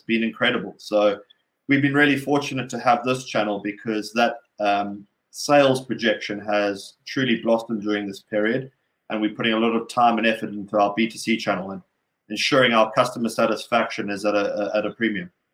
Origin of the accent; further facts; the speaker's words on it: Durban, KwaZulu-Natal, South Africa; moved away; as a young kid growing up in Durban